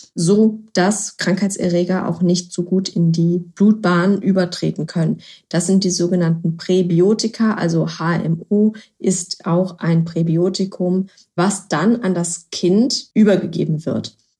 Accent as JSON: {"language": "German", "region": "Berlin", "country": "Germany", "said": "Ich komme ja aus Berlin"}